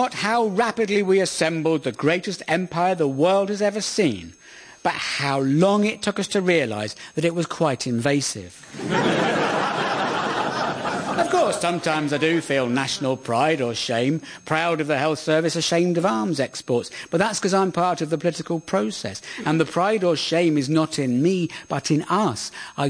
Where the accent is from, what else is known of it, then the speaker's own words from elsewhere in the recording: Surrey, South East England, United Kingdom; moved away as an adult; also born or lived in Hampshire; now in London, United Kingdom; My identity is human, Anglophone, European, British and English. I'm a Londoner, raised in Surrey, born in Hampshire. I'm aged 53